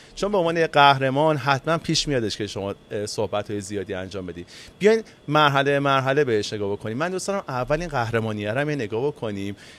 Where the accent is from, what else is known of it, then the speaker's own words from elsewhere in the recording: Iran; به عنوان یک ایرانی